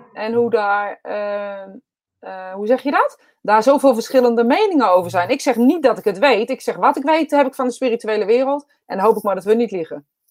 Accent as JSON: {"language": "Dutch", "region": "Utrecht", "country": "Netherlands", "accent": "Utrechts", "said": "ik een eh, Utrechts accent heb"}